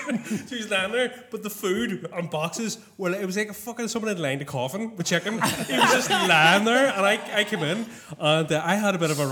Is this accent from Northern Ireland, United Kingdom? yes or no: yes; Belfast, Northern Ireland, United Kingdom